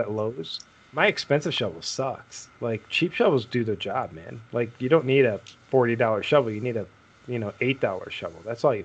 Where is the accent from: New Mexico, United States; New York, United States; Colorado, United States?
New York, United States; Buffalo; now in Utah, United States; I'm from Buffalo. Hockey rinks were on every other corner